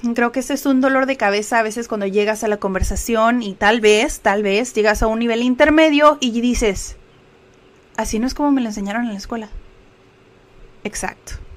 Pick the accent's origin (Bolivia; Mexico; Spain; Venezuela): Mexico; first language Spanish; como decimos aquí en México